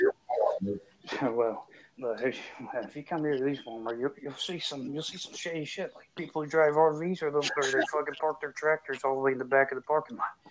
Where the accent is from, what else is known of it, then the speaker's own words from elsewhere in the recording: Edgewood, Kentucky, United States; I'm from Edgewood, Kentucky